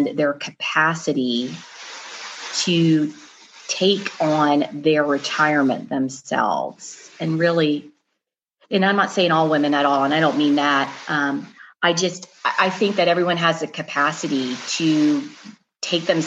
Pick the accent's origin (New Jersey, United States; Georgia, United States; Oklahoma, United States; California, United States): Georgia, United States; Atlanta; my hometown is here in Atlanta, Russ. I grew up here